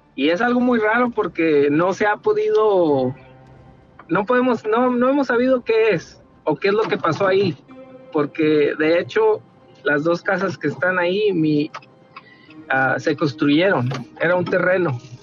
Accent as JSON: {"language": "Spanish", "town": "Torreón", "region": "Coahuila", "country": "Mexico", "tie": "born or raised there", "moved": "yes", "lives_now": "Dallas, United States", "said": "nosotros somos ah, originarios de Coahuila, de Torreón."}